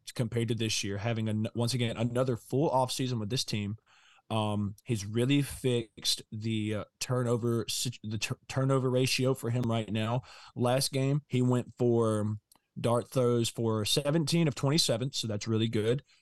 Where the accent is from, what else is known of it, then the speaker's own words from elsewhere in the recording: Mississippi, United States; we're from Mississippi